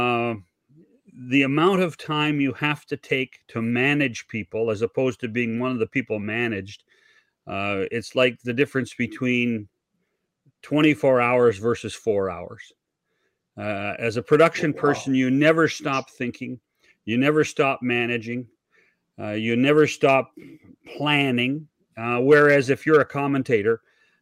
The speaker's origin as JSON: {"language": "English", "region": "British Columbia", "country": "Canada", "tie": "born or raised there", "said": "we had the same thing in BC"}